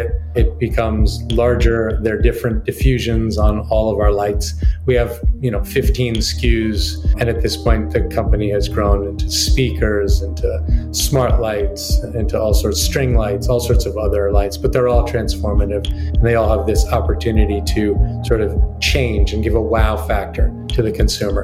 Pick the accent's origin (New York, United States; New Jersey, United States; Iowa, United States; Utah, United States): New York, United States; New York City; I grew up on the Upper West Side of Manhattan